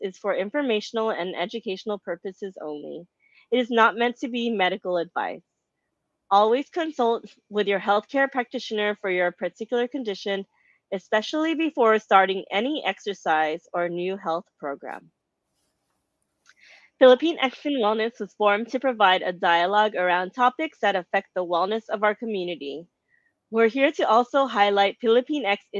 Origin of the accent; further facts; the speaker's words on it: Duarte, California, United States; Jinky was the former mayor of Duarte, my hometown